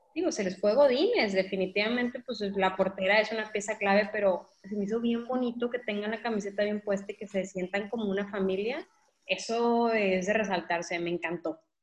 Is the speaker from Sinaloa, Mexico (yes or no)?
yes; Mazatlán, Sinaloa, Mexico; mi tierra